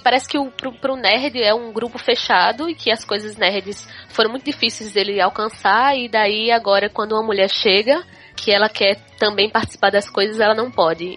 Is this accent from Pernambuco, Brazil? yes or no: yes; Olinda, Pernambuco, Brazil; now in Porto, Portugal; eu sou de Olinda, mas no momento eu moro em Porto, em Portugal